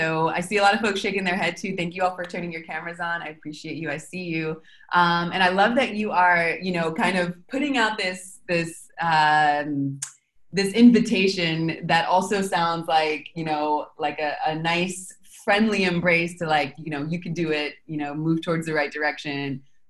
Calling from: Argentina; I'm calling from Argentina.

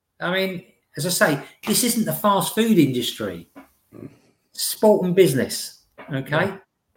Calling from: Witham, East of England, United Kingdom; I'm speaking from Witham in Essex.

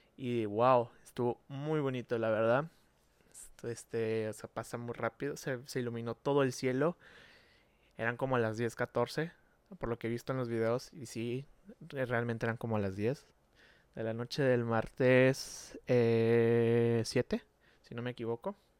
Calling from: Monterrey, Nuevo León, Mexico; saludos desde Monterrey, Nuevo León, México

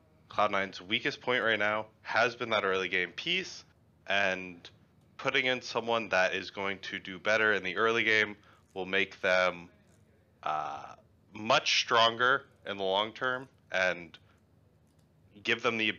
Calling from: Houston, Texas, United States; Houston, Texas.

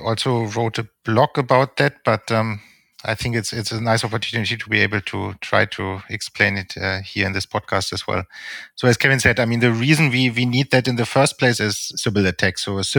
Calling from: Regensburg, Bavaria, Germany; I'm in Regensburg in Germany.

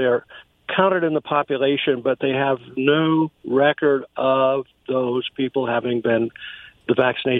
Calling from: Wallula, Washington, United States; from Wallula.

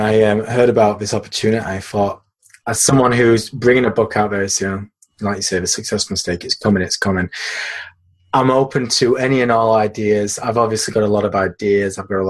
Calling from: Yorkshire and the Humber, United Kingdom; I'm in a pretty rainy Yorkshire, which is in the north of England.

